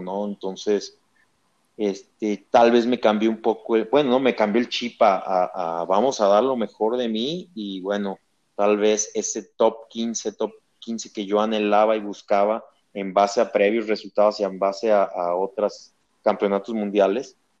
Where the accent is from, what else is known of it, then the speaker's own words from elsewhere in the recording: Mexico; soy el mejor mexicano